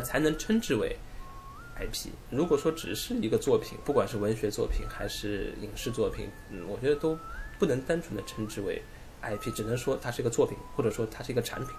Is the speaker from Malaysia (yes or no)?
no; China; 我们中国人